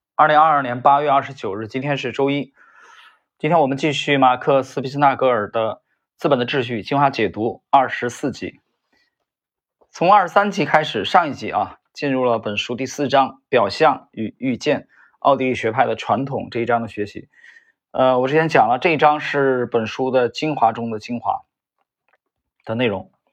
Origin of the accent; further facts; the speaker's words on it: northern China, China; moved away; 我在北方这个城市长大，生活